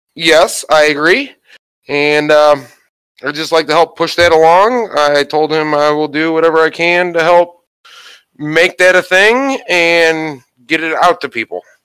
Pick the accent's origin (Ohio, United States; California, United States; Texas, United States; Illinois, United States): Ohio, United States; my home state of Ohio